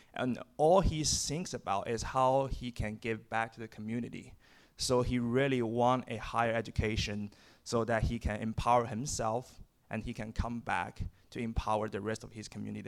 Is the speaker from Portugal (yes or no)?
no; China; moved away as an adult; now in United States; I'm from China